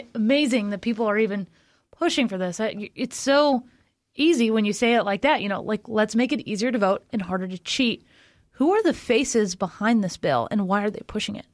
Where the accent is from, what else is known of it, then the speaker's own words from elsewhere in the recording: Florida, United States; Florida, my my home state, the best state